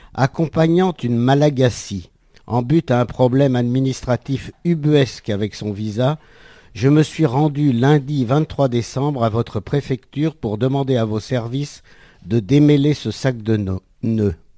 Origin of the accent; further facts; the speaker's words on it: France; Je suis français